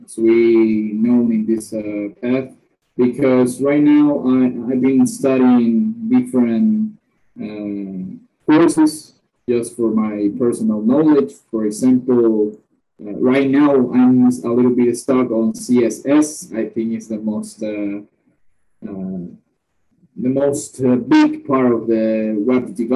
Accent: Nicaragua; I'm from Nicaragua.

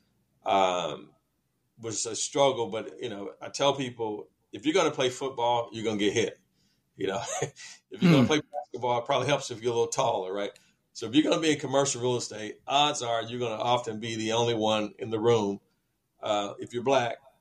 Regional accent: Atlanta, Georgia, United States; also born or lived in College Park, Georgia; I'm from Atlanta. I'm Atlanta born, Atlanta bred

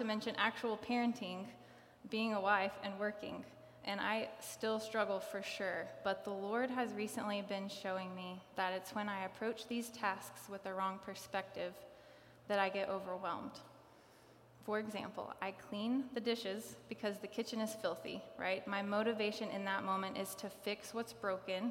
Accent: Kingsport, Tennessee, United States; I grew up around here. I grew up in Kingsport

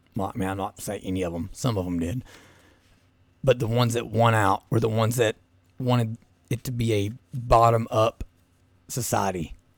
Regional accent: Southeast Kentucky, United States; growing up in Southeast Kentucky

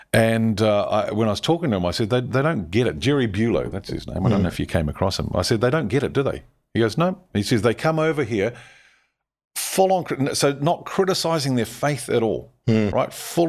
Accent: New Zealand; as a Kiwi

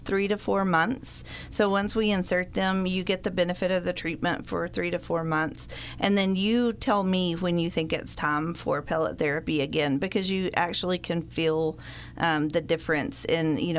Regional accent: Borger, Texas, United States; now in Amarillo, United States; I was born and raised in Borger, haven't made it very far. I live in Amarillo now

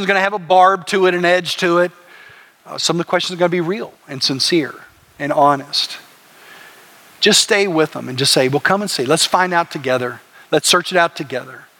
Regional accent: Plainview, Texas, United States; I grew up in West Texas in a little place called Plainview

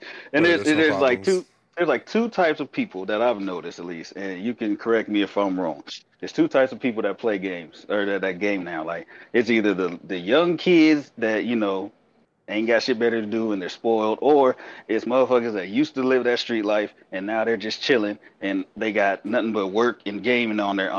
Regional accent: Louisiana, United States; now in Colorado, United States; I'm originally from Louisiana. I just lived in Colorado for a long time.

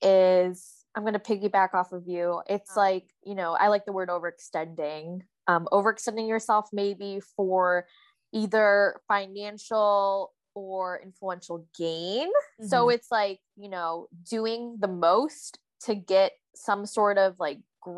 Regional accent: East Coast, United States; moved away as an adult; now in West Coast, United States; Elise and I were born and raised on the East Coast, so we just have more familiarity with that. I recently, you know, moved out west

